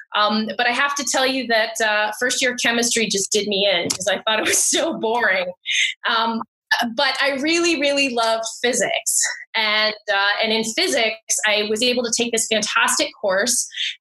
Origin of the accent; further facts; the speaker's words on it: United States; moved away; also born or lived in Ohio / Los Angeles; So I'm originally from the U.S., so I grew up in the States. When I was a kid, my parents moved around a lot.